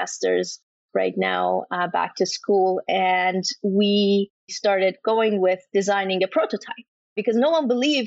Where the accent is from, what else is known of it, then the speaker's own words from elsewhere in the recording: Iran; now in Canada; I was born and raised in Iran